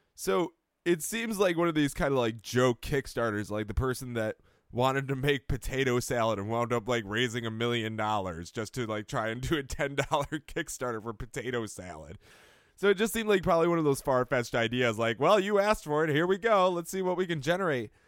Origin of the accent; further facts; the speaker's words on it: Rochester, New York, United States; moved away; I come from Rochester